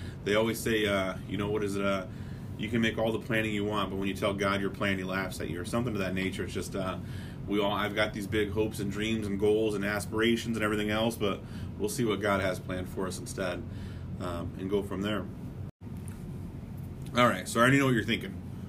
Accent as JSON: {"language": "English", "town": "Palm Springs", "region": "California", "country": "United States", "tie": "born there", "also_born_or_lived": "Beaumont, Texas", "lives_now": "Des Moines, United States", "said": "Like I said, I was born in Palm Springs, California. For whatever reason, we moved to Des Moines, Iowa. And that's where I'm at now."}